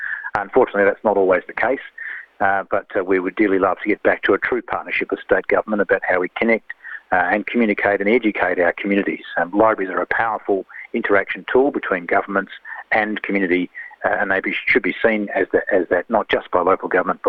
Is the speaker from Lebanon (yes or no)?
no; South Australia, Australia; my home state of South Australia